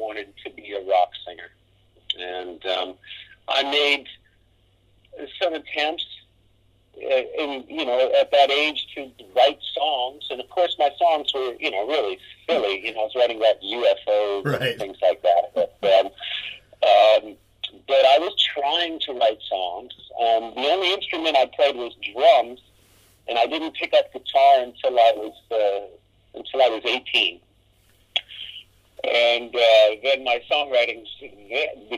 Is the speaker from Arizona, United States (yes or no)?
yes; Arizona, United States; moved away as an adult; also born or lived in Detroit, Michigan; now in Long Island, New York, United States; I grew up in Arizona with my dad, and my mom lived in Louisiana